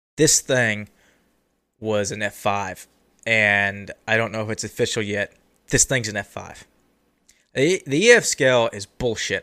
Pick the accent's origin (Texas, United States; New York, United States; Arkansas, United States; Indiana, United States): Texas, United States; I'm Texan